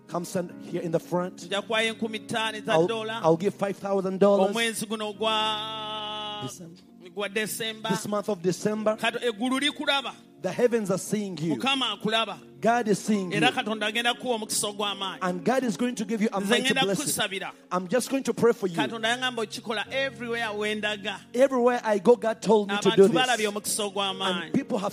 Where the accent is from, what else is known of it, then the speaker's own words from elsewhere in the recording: Uganda; moved away; When we come from Uganda